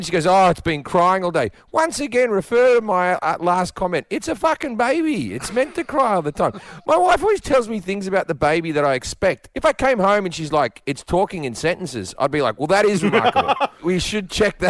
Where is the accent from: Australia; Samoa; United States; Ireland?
Australia; moved away as an adult; as an Australian, I talk differently